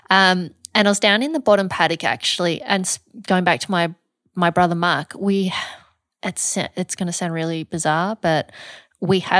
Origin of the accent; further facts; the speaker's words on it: Montrose, Victoria, Australia; I grew up in the star of the Yarra Valley. Okay. So a small country town called Montrose.